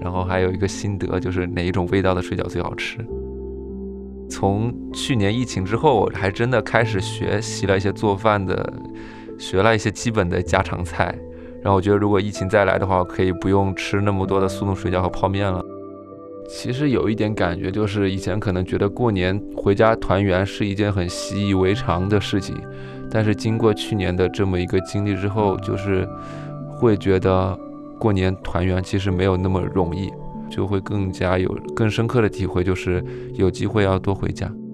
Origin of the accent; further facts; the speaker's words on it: Hubei, China; moved away as an adult; now in Beijing, China; 我的老家是湖北